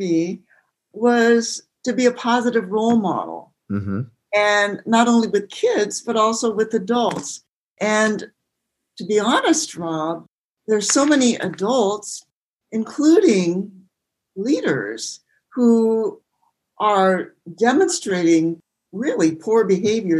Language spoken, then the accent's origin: English; Hood River, Oregon, United States; I'm from Oregon or near Portland, or I was born in the Columbia Gorge.